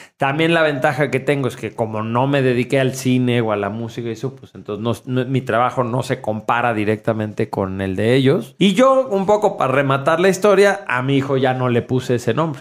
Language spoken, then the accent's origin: Spanish; Mexico; en México, que somos una cultura judio-cristiana